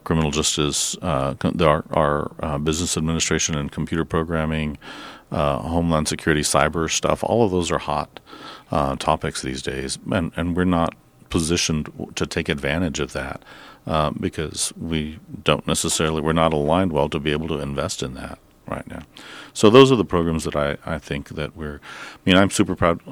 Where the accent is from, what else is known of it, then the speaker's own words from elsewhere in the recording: Alpine, Texas, United States; I'm from Alpine